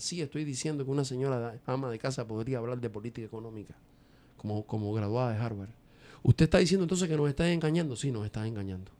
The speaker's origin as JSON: {"language": "Spanish", "country": "Dominican Republic"}